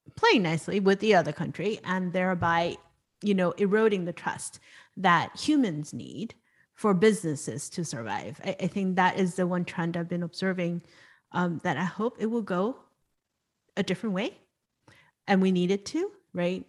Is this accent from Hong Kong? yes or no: yes; Hong Kong; I was born and raised in Hong Kong